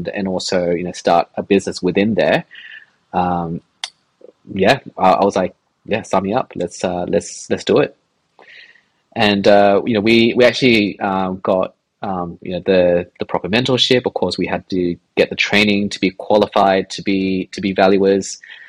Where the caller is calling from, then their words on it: Sydney, New South Wales, Australia; also born or lived in London; We're calling from Sydney. I actually live pretty close, like on the city fringes